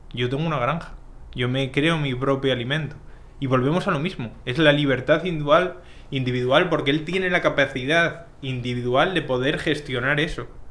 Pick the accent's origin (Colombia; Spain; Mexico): Spain; Asturias; moved away as an adult; now in Dominican Republic; yo soy de, una parte de España que es Asturias